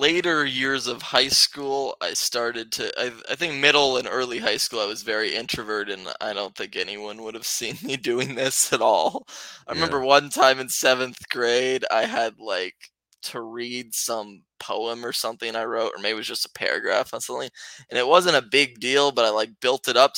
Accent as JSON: {"language": "English", "region": "Colorado", "country": "United States", "tie": "born or raised there", "moved": "as an adult", "lives_now": "San Luis Obispo, United States", "said": "I'm from Colorado, so that's where I grew up."}